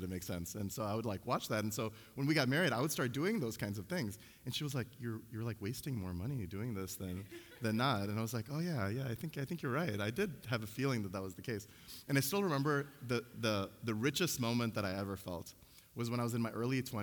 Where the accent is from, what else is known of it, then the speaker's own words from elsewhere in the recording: Chicago, Illinois, United States; I grew up in Chicago